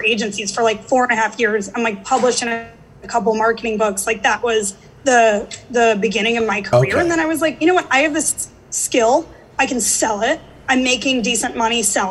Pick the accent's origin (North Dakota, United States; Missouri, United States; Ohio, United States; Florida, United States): Missouri, United States; St. Louis; moved away as an adult; also born or lived in Atlanta, Georgia; now in New York, United States; I grew up in St. Louis.